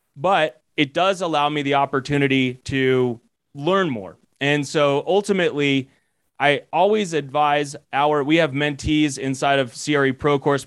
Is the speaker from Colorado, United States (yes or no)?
yes; Colorado, United States; I'm originally from Colorado